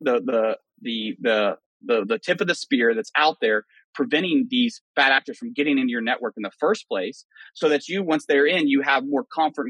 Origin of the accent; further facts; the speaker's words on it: Western Oklahoma, United States; moved away; I'm from West Oklahoma